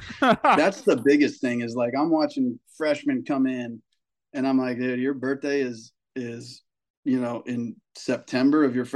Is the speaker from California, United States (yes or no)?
yes; Carlsbad, California, United States; We come from Carlsbad, which is, it's like a beach town. There's money here. It's not like the richest place in San Diego, but there, you go buy a little shack for $1 million in Carlsbad.